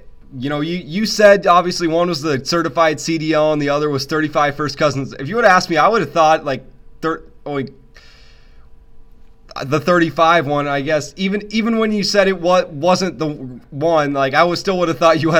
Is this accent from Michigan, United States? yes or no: no; Miles City, Montana, United States; I'm from Mile City